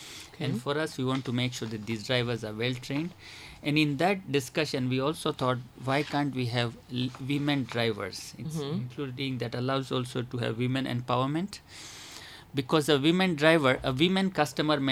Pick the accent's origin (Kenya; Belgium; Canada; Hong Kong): Kenya; I'm a Kenyan and obviously I'm an African